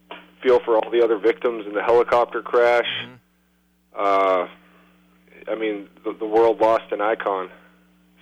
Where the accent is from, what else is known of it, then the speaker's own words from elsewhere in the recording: Concord, New Hampshire, United States; moved away as an adult; now in San Antonio, United States; back in my hometown where I grew up in Concord, New Hampshire